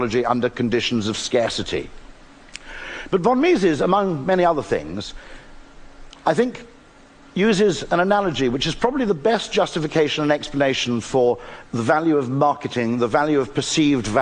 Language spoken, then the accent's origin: English; United Kingdom; I'm British